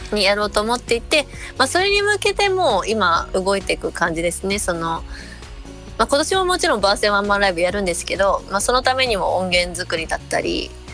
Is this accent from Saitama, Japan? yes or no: yes; Urawa, Saitama, Japan; 私あの埼玉の浦和出身